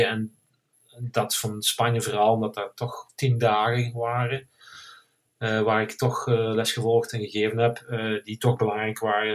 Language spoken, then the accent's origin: Dutch; Hechtel-Eksel, Flanders, Belgium; now in Spain; ik kom uit België, zoals je kan horen. Eh, meer Limburg, eh, Hechtel, Hechtel-Exel.